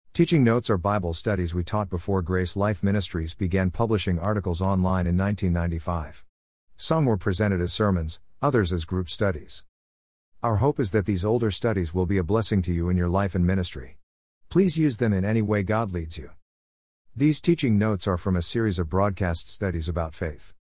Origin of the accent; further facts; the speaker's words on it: United States; We as American Christians